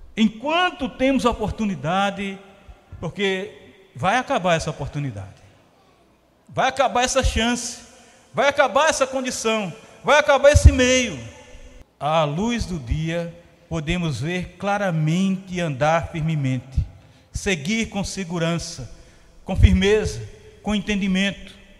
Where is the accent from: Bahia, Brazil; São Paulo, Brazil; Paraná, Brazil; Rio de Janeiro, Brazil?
Bahia, Brazil; Paulo Afonso; moved away; Eu vim de Paulo Afonso que ilumina boa parte do Brasil